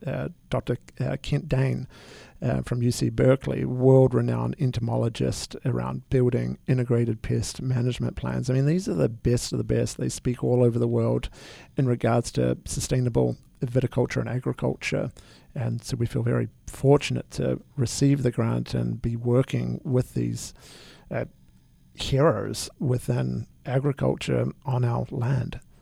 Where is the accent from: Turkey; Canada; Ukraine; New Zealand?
New Zealand; now in United States; I'm originally from New Zealand.